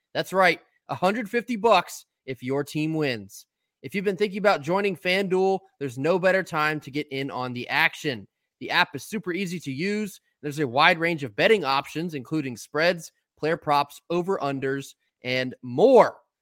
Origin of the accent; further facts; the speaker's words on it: Maryland, United States; now in North Carolina, United States; as someone who spent many years growing up in Maryland